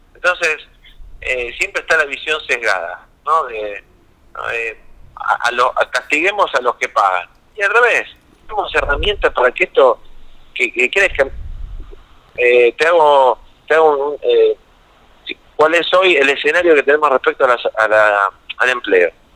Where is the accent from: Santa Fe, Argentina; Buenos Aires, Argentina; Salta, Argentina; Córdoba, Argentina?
Buenos Aires, Argentina; Buenos Aires Province, Argentina; somos todos bonaerenses, a ninguno de nosotros tuvo que venir de otro lugar